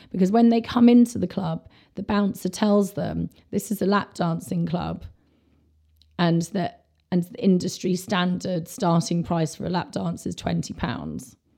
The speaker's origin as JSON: {"language": "English", "region": "London", "country": "United Kingdom", "said": "I'm from London"}